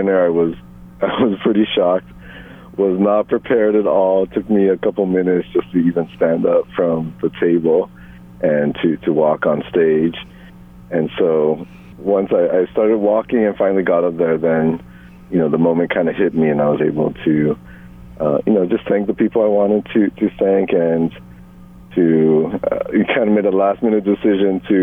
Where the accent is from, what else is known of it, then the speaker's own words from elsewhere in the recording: Guam; she really did a lot to help raise me when I was growing up in Guam